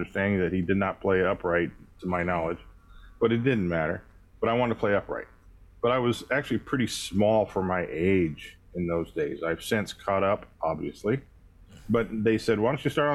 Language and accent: English; Tulsa, Oklahoma, United States; I was born in Tulsa, Oklahoma. I was a product of wonderful school training. I started playing, actually, classical guitar when I was 7 years